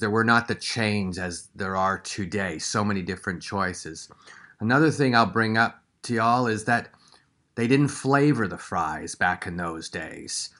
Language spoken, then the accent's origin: English; Canada; moved away; growing up in Canada within the sixties